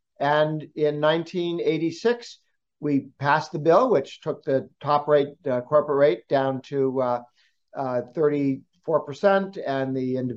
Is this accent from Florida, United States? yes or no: no; Massachusetts, United States; Before I emigrated to the United States, I grew up in Massachusetts